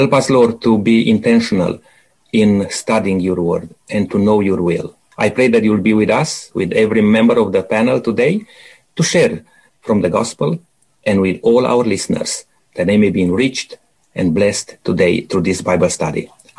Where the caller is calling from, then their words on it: Adelaide, South Australia, Australia; Now, just to mention to our listeners, we are from Adelaide, producing this program